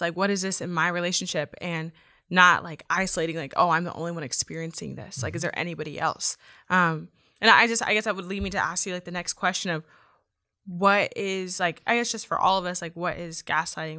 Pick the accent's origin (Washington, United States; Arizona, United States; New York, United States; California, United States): California, United States; Yuba City; I'm from Yuba City, so I'm an hour away